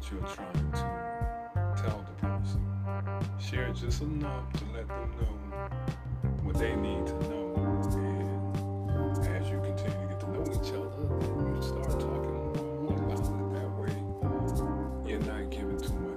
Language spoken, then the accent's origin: English; the South, United States; I'm old school and I'm from the South, and that's how I was raised